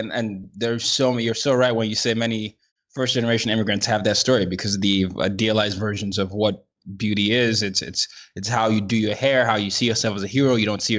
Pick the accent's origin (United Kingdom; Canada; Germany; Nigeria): Nigeria; Now, I'm Nigerian, so I had a lot of history of knowledge of that. But as I started to grow up in different parts of the world